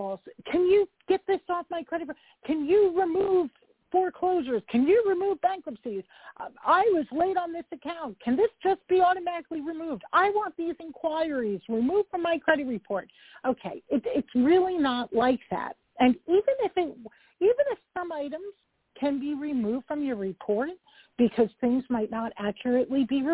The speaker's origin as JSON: {"language": "English", "region": "New York", "country": "United States", "said": "I'm a New Yorker"}